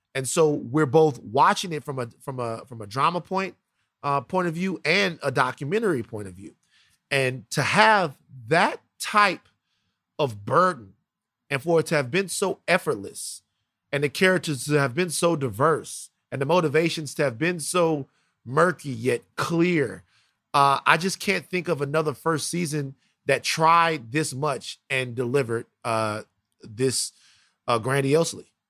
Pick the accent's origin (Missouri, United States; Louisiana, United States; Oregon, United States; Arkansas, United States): Louisiana, United States; Baton Rouge; I'm from South Baton Rouge, Louisiana.